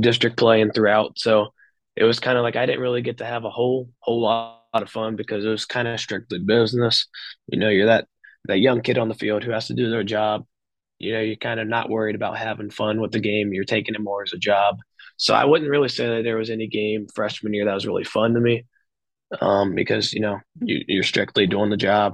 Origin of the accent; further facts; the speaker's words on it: Dayton, Kentucky, United States; my small school my hometown community